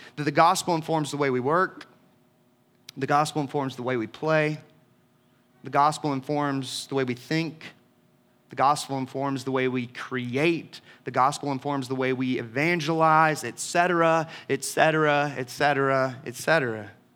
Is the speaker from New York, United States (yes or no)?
no; Leesburg, Georgia, United States; the booming metropolis of my adolescence, Leesburg, Georgia